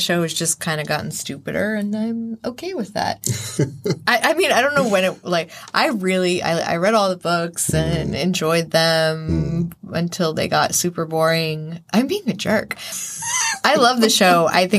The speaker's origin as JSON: {"language": "English", "region": "the South", "country": "United States", "tie": "born or raised there", "said": "especially growing up in the South"}